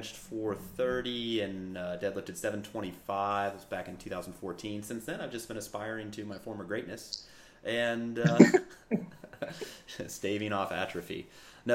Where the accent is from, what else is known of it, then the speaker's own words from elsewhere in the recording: St. Louis, Missouri, United States; moved away as an adult; also born or lived in Virginia; now in United States (West Coast); originally born and raised in St. Louis, Missouri